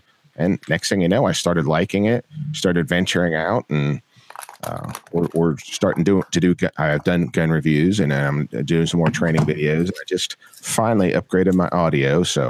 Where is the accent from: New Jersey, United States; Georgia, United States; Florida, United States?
Florida, United States; also born or lived in Asheville area, North Carolina; now in North Carolina, United States; I am from North Carolina. Well, I live in North Carolina, originally from Florida.